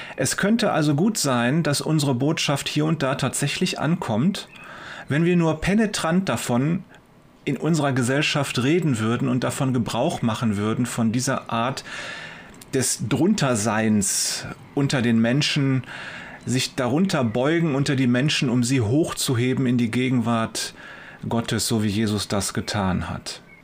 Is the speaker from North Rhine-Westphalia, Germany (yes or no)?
yes; Wuppertal, North Rhine-Westphalia, Germany; Bei uns in Wuppertal